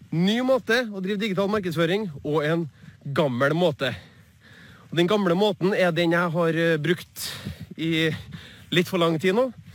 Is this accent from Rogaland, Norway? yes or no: no; Trondheim, Trøndelag, Norway; på Byåsen der jeg vokste opp